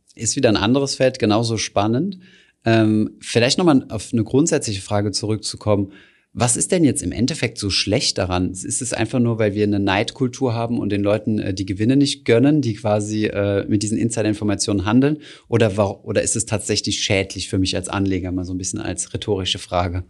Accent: Germany; bei uns in Deutschland

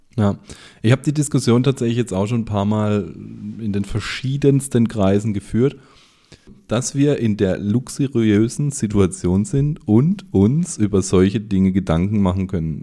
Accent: Germany; bei uns in Deutschland

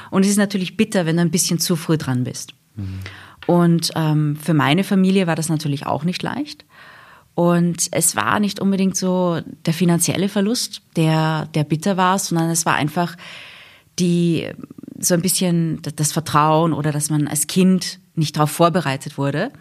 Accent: England, United Kingdom; moved away; also born or lived in Wiener Neustadt, Austria / Vienna, Austria; wir sind nach England gezogen, wie ich sieben Jahre alt war. Also ich bin in Wiener Neustadt geboren, dann in England aufgewachsen.

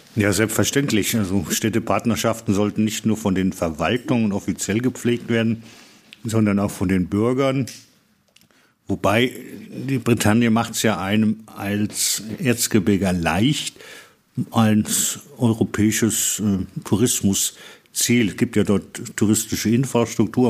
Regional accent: Aue, Saxony, Germany; für uns als Auer

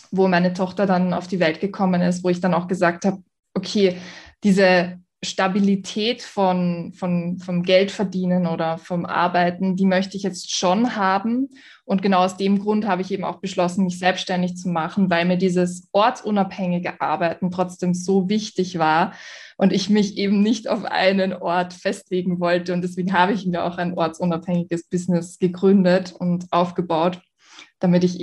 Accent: Vienna, Austria; ich bin aus Wien.

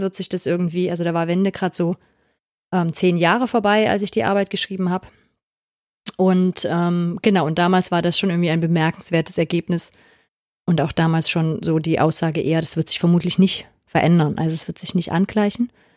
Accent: East Germany, Germany; ich komme aus Ostdeutschland, aber aus der christlichen Blase.

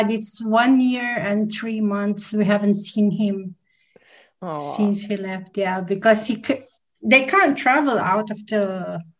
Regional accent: Philippines; English is a second language; also born or lived in UAE / Australia; now in Dubai, United Arab Emirates; I'm originally from Philippines, and then uh

